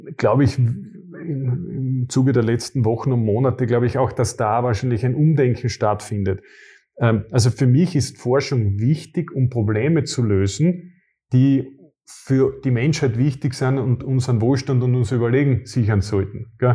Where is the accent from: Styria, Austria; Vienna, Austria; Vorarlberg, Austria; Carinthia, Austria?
Carinthia, Austria; Ich als Kärntner